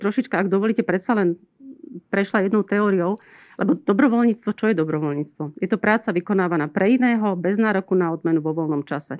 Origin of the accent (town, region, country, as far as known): Slovakia